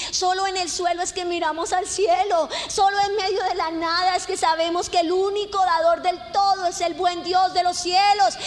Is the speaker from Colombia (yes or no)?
yes; Colombia